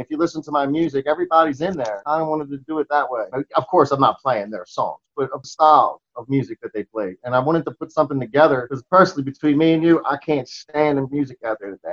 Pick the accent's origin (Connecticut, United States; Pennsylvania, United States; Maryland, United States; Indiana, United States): Maryland, United States; Towson; I grew up in in Towson. I don't know if you ever heard of it. It's outside Baltimore